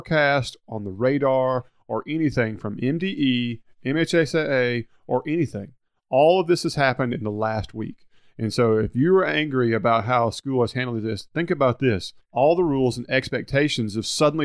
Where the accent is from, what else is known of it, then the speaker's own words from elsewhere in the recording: Hernando, Mississippi, United States; I'm from Hernando